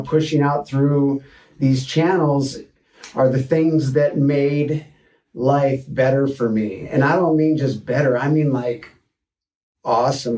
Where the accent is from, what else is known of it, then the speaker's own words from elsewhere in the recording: Detroit, Michigan, United States; moved away as an adult; also born or lived in Boulder, Colorado; now in Santa Barbara, United States; I was born in Detroit, Michigan 44 years ago